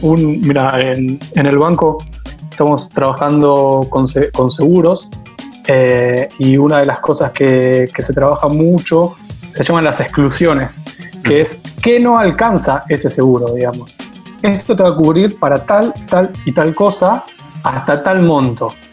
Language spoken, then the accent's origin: Spanish; Argentina; Trabajo en Argentina, soy de Argentina